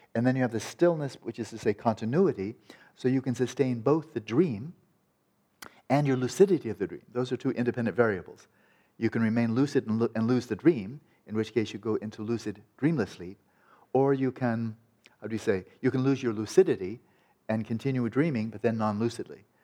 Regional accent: California, United States; I'm from California

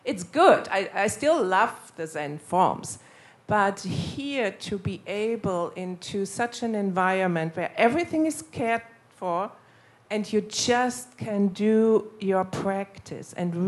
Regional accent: Germany; moved away as an adult; also born or lived in United States; I'm from Germany, although I didn't live for many years now in Germany.

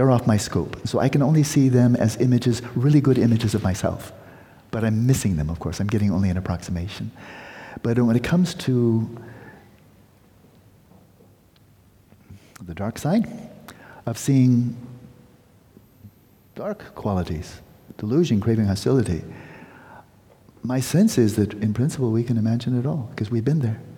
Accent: United States; as an American

